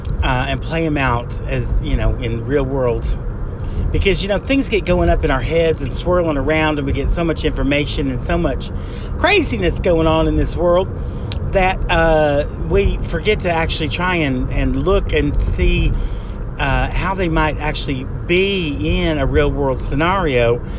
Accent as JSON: {"language": "English", "town": "Greasy Creek", "region": "Oklahoma", "country": "United States", "said": "even though I am from Greasy Creek, Oklahoma, Gay Pride and the gay experience, the gay life, is something I know quite a bit about"}